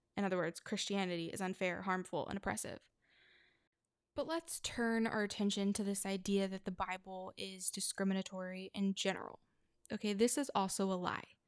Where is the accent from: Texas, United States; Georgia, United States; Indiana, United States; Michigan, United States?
Texas, United States; my home state of Texas